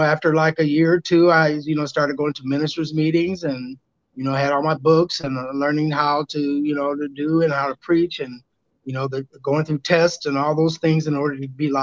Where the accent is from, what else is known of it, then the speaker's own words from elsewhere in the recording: Peoria, Illinois, United States; my hometown of Peoria, Illinois